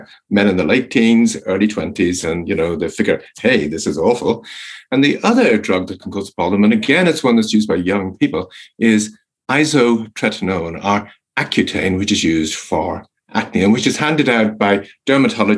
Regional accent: Ireland; I'm Irish, and when I grew up in Ireland

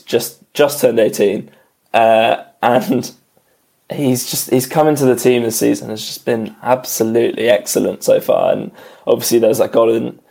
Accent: England, United Kingdom; as an Englishman

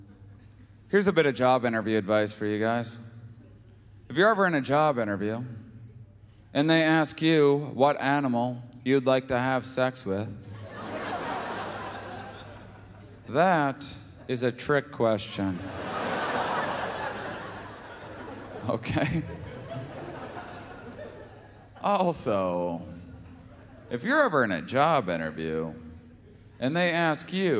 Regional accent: Wisconsin, United States; moved away; I'm from Wisconsin originally

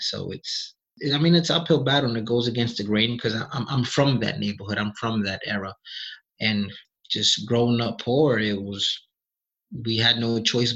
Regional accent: New York City, New York, United States; I was born in the South Bronx

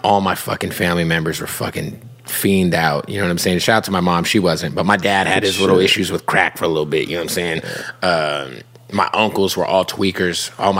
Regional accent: Phoenix, Arizona, United States; I grew up in Phoenix.

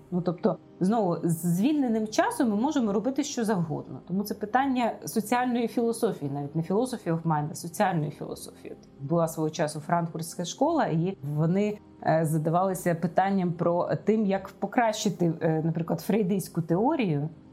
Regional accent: Ukraine; ми народилися в Україні

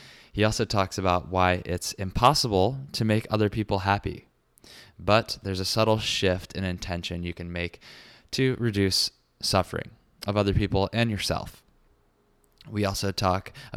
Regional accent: Richmond, Virginia, United States; now in New York, United States; Richmond, Virginia, my hometown

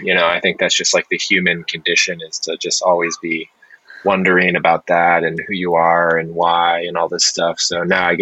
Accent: New Hampshire, United States; moved away as an adult; also born or lived in Philadelphia / Seoul, South Korea; I grew up in New Hampshire

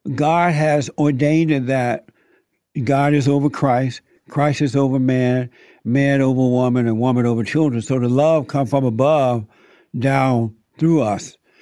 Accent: Alabama, United States; moved away; I grew up in Alabama. I was born there. So I grew up on a plantation down in Alabama.

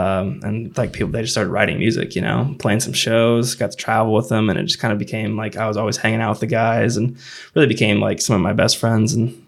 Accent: Jacksonville, Illinois, United States; played in my hometown or my home college town of Jacksonville, Illinois, which was cool.

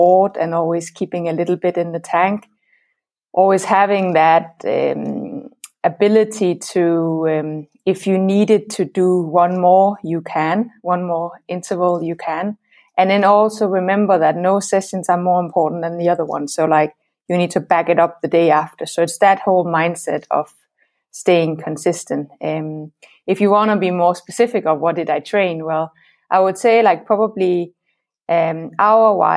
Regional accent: Denmark; I'm from Denmark

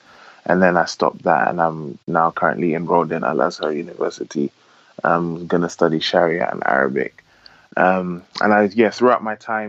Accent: London, United Kingdom; Originally from, born and raised in London, but originally from my father's Nigerian and my mother's Gambian and Sierra Leonean with some Senegalese ancestry as well.

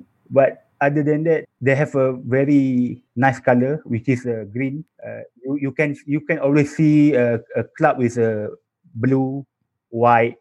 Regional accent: Malaysia; from Malaysia

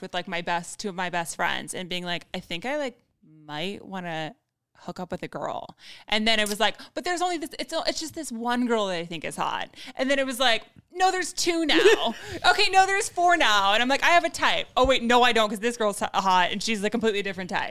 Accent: Westlake Village, California, United States; I grew up in Westlake Village, which is like a super whitewashed suburbia like neighborhood right side

